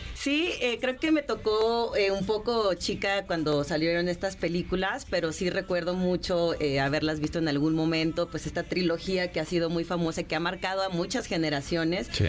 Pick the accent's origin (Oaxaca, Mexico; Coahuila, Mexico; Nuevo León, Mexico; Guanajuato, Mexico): Guanajuato, Mexico; León; yo soy de León, Guanajuato